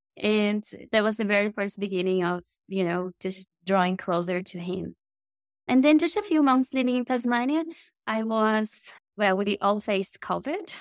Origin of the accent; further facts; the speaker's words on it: Brazil; moved away as an adult; I am from Brazil. So I was born in South America